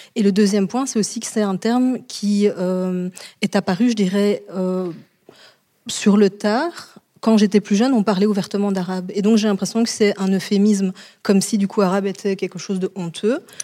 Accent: Charleroi, Wallonia, Belgium; je viens de Charleroi, c'est l'équivalent euh, des ch'tis chez vous

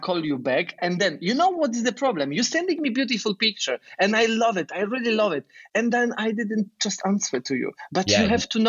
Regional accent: Poland; moved away; I'm from Poland, and I'm 28.

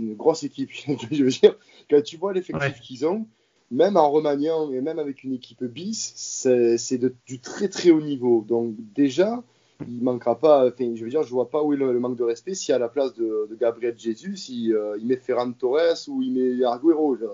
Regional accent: Marseille, Provence-Alpes-Côte d'Azur, France; je suis né à Marseille, je suis marseillais de naissance

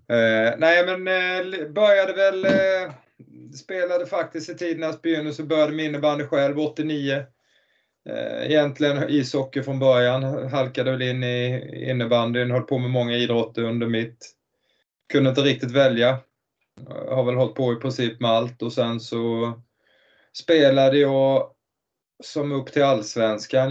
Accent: Nybro, Kalmar County, Sweden; jag kommer från Nybro, en stad eh, tre mil utanför egentligen ett hockeynäste

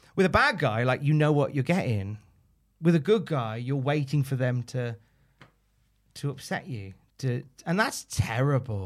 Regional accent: United Kingdom; we're British

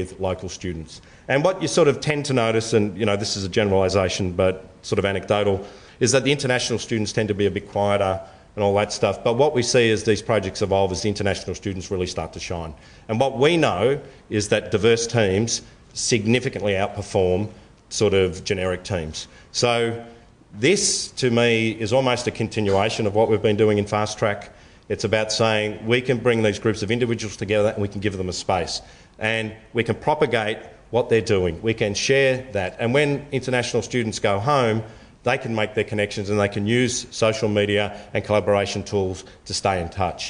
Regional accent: Melbourne, Victoria, Australia; I grew up in Flemington

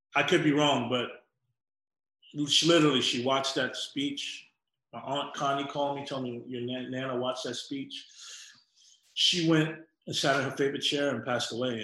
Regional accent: New York City, New York, United States; also born or lived in Atlanta, Georgia; So when we were three months old, we moved to Queens. Um, and that's how I grew up in New York.

